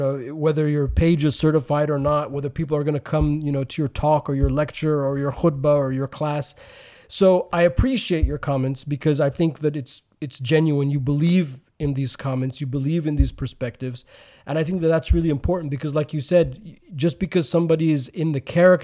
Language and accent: English; United States; we're both American Muslims